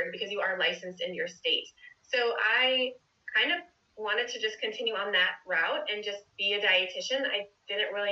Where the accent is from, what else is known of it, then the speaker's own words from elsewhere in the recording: South Florida, United States; I grew up in South Florida, and I stayed in South Florida for college, so I went to FIU in Miami